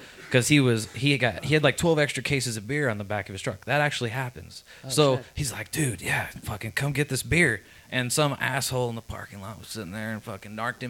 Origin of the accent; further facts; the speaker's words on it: Colorado, United States; I'm from Colorado, first generation born there, so.